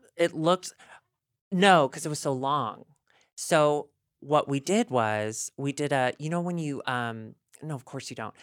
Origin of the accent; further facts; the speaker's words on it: the South, United States; moved away; also born or lived in Chicago; growing up in the South, being skinny and, like, pale